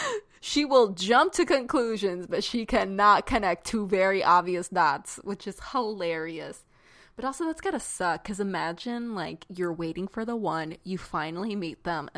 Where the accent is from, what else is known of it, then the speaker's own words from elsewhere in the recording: north of Jacksonville, Florida, United States; I'm from a little bit above it, but I'm more familiar with Jacksonville.